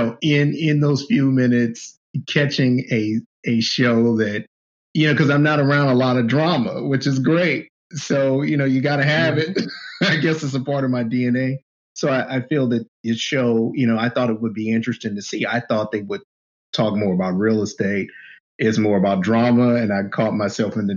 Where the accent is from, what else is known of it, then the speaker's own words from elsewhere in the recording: Oakland, California, United States; I grew up in East Oakland